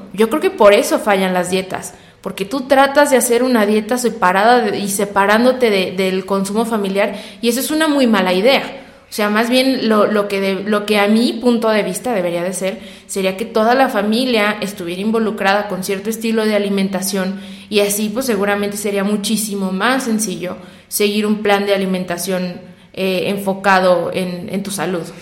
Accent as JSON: {"language": "Spanish", "region": "San Luis Potosí", "country": "Mexico", "said": "nosotros somos de San Luis Potosí"}